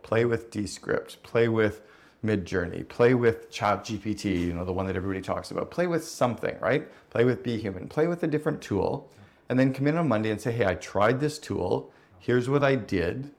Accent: Canada; I grew up in Canada

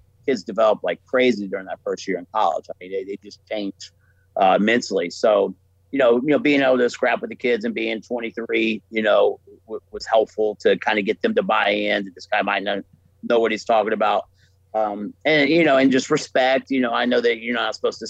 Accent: Florida, United States; moved away; I'm from Florida

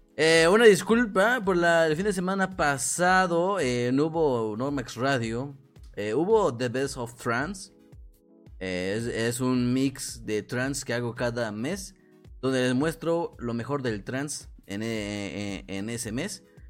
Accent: Morelos, Mexico; yo no soy de la capital de México, yo no soy de la capital, yo soy del estado de Morelos

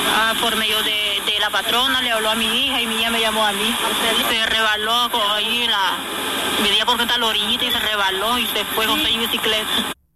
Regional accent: Chinandega, Nicaragua; Yo nací en Chinandega

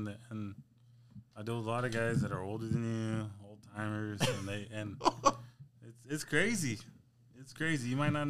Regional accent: Shafter, California, United States; I'm from Shafter, so like Bakersfield is local.

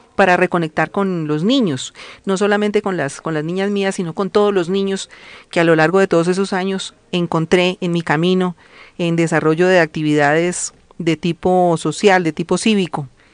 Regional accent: Colombia; como colombianos

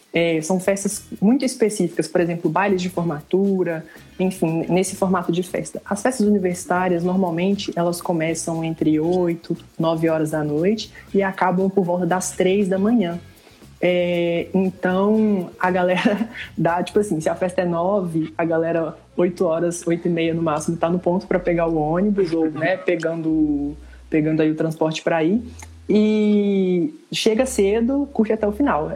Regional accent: Ipatinga, Minas Gerais, Brazil; now in Viçosa, Brazil; Eu estou na minha cidade natal, que é Ipatinga

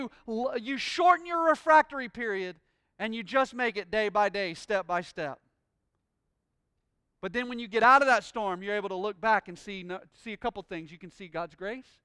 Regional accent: Pensacola, Florida, United States; I'm from Pensacola, Florida, born and bred here my entire life

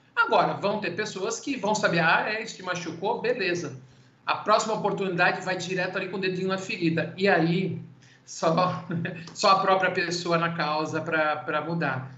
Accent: Santos, São Paulo, Brazil; sou de Santos

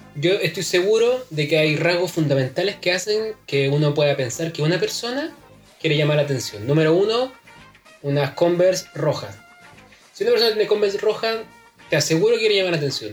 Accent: San Antonio, Valparaíso, Chile; Yo nací en San Antonio

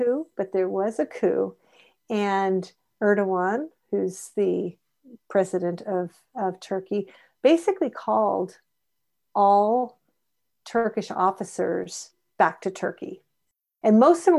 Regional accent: United States; we're both American, we share a lot of common culture in our upbringing

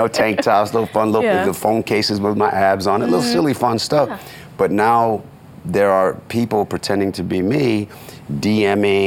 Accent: Oakland, California, United States; moved away; I come from East Oakland, which is the hood

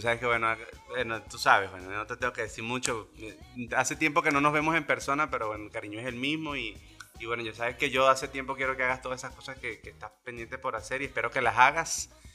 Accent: Venezuela; desde la venezolaneidad que tenemos nosotros, porque somos venezolanos

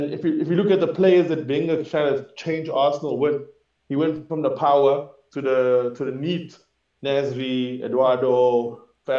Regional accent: Durban, KwaZulu-Natal, South Africa; growing up in Newlands East or in the college section

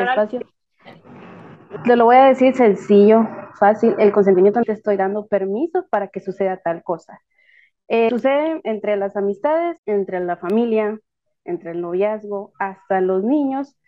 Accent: south coast of Guatemala, Guatemala; Soy costeña, soy de aquí del lado sur de Guatemala

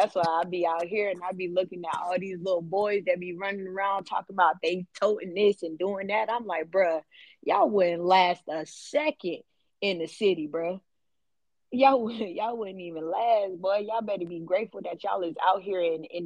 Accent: Gwinnett County, Georgia, United States; moved away as an adult; also born or lived in Atlanta; now in Iowa, United States; I'm from Gwinnett

